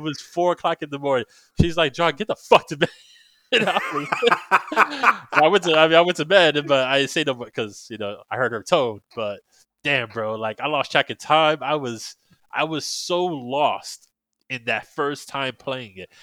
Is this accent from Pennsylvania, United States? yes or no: no; New York, United States; now in Florida, United States; I'm originally from New York, and, uh, so it was actually when I first moved down to Florida